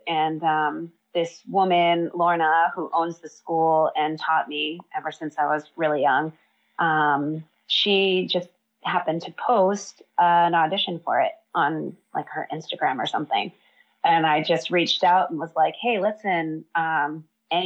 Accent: Massachusetts, United States; moved away as an adult; now in Hawaii, United States; So I grew up in Massachusetts, studied theater my whole life

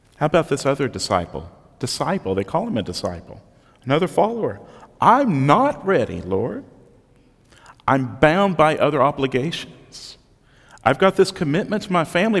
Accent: Southeast Texas, United States; growing up in Southeast Texas on the Gulf Coast, I got to live through two hurricanes

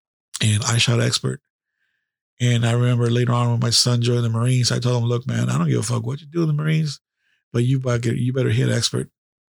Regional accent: California, United States; Where are you from? California.

